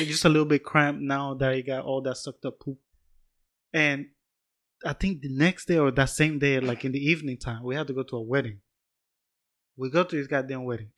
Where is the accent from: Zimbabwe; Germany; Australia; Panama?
Panama; I'm from Panama, but I'm still from the city.